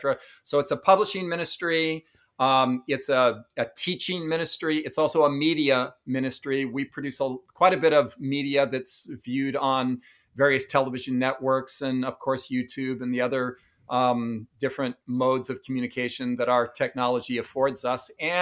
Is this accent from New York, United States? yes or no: no; Los Angeles, California, United States; moved away as an adult; also born or lived in Redondo Beach / Torrance; now in Tennessee, United States; I grew up in Southern California in Los Angeles, mainly Redondo Beach, Torrance, that area. I grew up in, I guess, what would be regarded as surfer culture. a kind of surfer slash party skater culture.